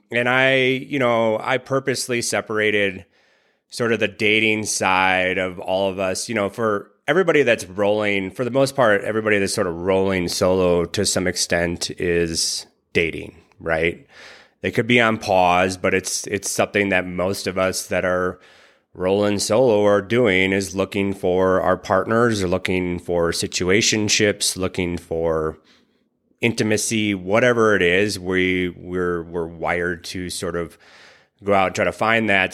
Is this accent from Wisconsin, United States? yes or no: yes; Wisconsin, United States; I grew up in Wisconsin